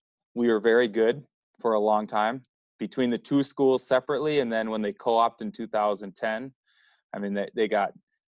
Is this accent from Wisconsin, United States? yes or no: yes; Wisconsin, United States; moved away; I'm originally from Wisconsin